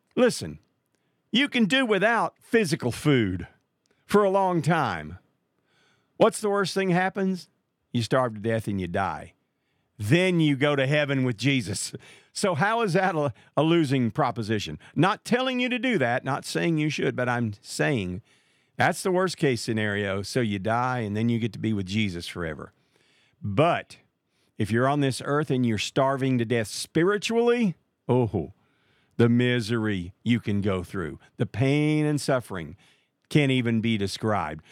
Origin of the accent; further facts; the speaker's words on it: Marshall, Texas, United States; Marshall, Texas. That's my hometown